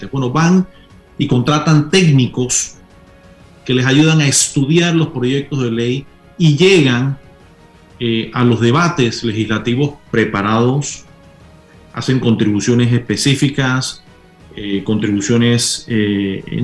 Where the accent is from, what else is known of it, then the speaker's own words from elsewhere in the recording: Panama; yo sí siento eh, como panameño orgullo de que tenemos un sistema electoral